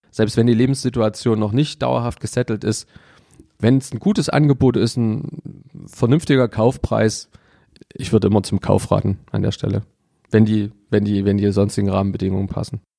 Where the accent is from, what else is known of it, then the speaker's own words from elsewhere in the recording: Leipzig, Saxony, Germany; also born or lived in Munich; also ich bin gebürtiger Leipziger, ich habe mal fünf Jahre in München gelebt und ähm, das waren die Jahre 2000 bis 2004.